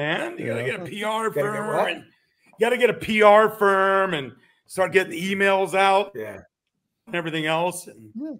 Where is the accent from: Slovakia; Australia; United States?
United States; now in Las Vegas, United States; I grew up in Washington.